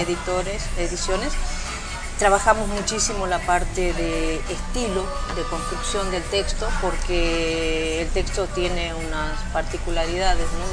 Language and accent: Spanish; Tucumán, Argentina; moved away as an adult; also born or lived in Mexico; yo soy argentina. Yo nací en Argentina, en un sitio muy pequeñito al norte de, Argentina que se llama Tucumán